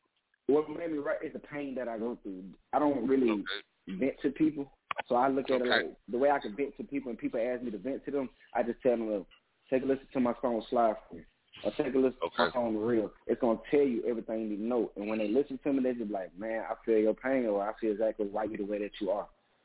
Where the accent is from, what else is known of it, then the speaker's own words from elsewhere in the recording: the South, United States; Well, I'm from the South. It costs $10,000 just to get your song played on the radio.